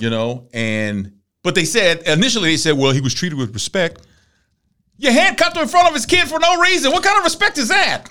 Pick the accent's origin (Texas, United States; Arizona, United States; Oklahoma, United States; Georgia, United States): Texas, United States; Galveston; I grew up in Galveston.